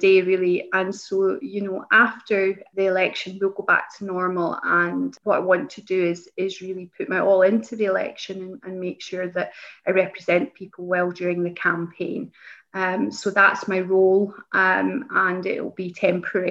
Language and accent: English; East Kilbride, Scotland, United Kingdom; also born or lived in Lesmahagow; I grew up in East Kilbride, which is the big town area that I represent